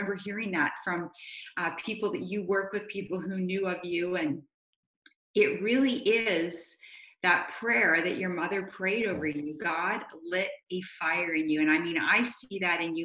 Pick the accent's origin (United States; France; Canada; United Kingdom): Canada; Vancouver, British Columbia; I grew up in Vancouver